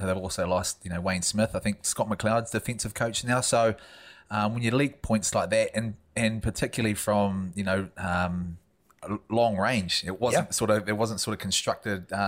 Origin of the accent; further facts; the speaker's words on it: New Zealand; as a Kiwi